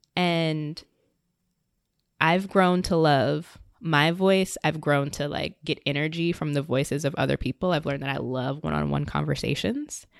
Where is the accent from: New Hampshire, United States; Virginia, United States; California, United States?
Virginia, United States; Richmond; moved away as an adult; now in New York, United States; I'm originally from Richmond, Virginia, was living in Northern Virginia, I think, right before moving to New York.